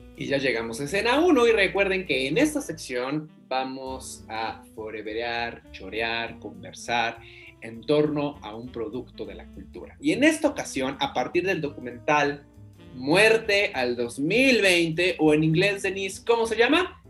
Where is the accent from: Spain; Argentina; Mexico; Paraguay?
Mexico; entendernos como mexicanos